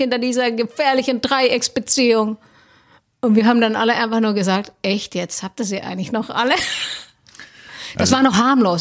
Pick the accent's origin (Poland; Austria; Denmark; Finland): Finland; Helsinki, Uusimaa; moved away as an adult; now in Cologne, Germany; ich komme aus Helsinki ursprünglich, wohne, bin aber Kölsche Mädchen seit 2010